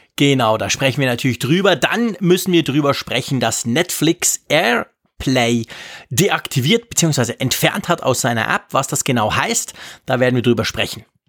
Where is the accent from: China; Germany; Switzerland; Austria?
Switzerland; als Schweizer